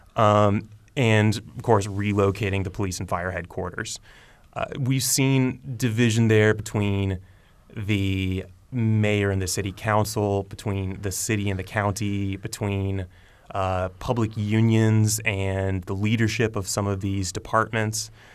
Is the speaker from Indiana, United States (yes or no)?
yes; Bloomington, Indiana, United States; I grew up in Bloomington